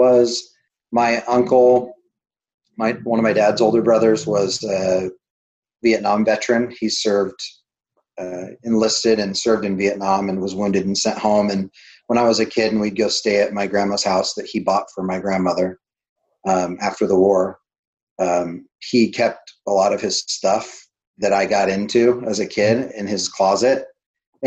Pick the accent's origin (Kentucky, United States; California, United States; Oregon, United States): Oregon, United States; Bend; I grew up in Central Oregon, and I went to Mountain View High School and in Bend